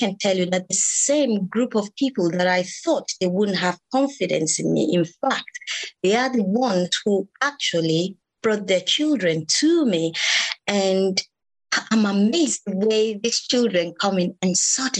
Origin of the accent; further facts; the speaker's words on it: Nigeria; moved away as an adult; now in United Kingdom; I was born in Nigeria, grew up in Nigeria. I actually came into this country 15 years ago.